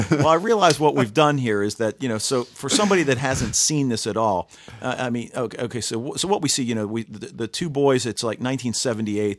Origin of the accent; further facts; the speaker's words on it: Baltimore, Maryland, United States; I'm from Baltimore